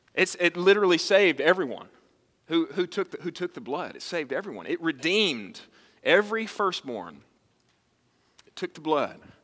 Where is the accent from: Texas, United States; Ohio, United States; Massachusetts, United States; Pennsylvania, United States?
Texas, United States; I was born and raised in Texas